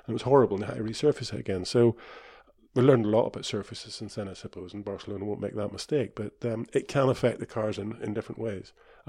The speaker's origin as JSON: {"language": "English", "town": "Kirkistown", "region": "Northern Ireland", "country": "United Kingdom", "said": "But, you know, I come from Kirkeston, and we never had a smooth surface at Kirkeston, so it never rains in Ireland anyway."}